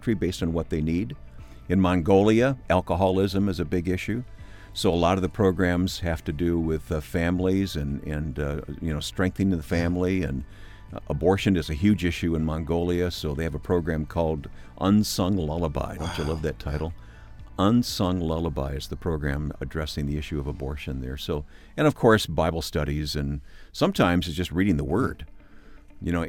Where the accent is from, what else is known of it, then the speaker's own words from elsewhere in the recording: Michigan, United States; I grew up in Michigan